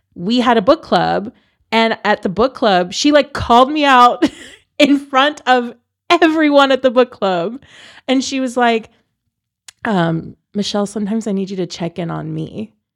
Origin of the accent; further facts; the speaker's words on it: San Antonio, Texas, United States; moved away as an adult; also born or lived in Columbus, Ohio; I'm born and raised in San Antonio